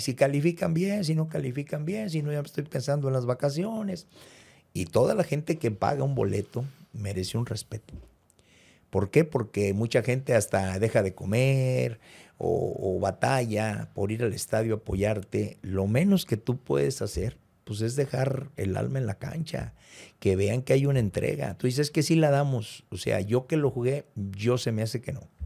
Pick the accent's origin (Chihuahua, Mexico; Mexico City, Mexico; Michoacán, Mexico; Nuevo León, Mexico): Michoacán, Mexico; Morelia; moved away as an adult; also born or lived in Cuernavaca; now in Monterrey, Mexico; Yo vengo de, yo soy de Morelia, Michoacán